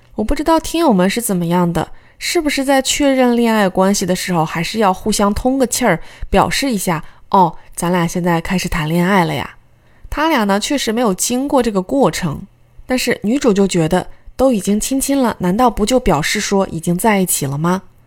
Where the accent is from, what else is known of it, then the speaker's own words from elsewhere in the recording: China; 我们中国人